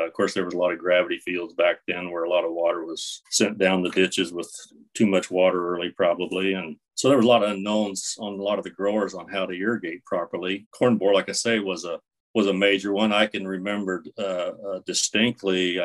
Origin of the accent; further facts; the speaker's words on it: Kansas, United States; moved away as an adult; also born or lived in Texas / Nebraska; I grew up in Kansas on a small farm